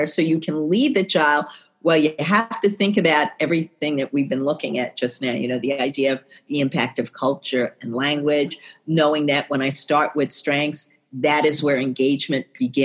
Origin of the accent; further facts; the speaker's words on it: New York City, New York, United States; I'm from New York City